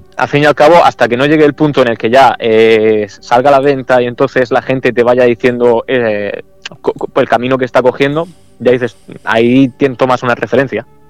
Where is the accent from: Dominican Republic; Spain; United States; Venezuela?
Spain; El Palmar, Region of Murcia; aquí en mi pueblo, en El Palmar